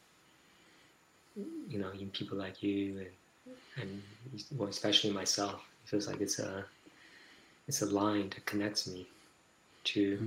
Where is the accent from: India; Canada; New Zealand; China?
China; moved away; I grew up in China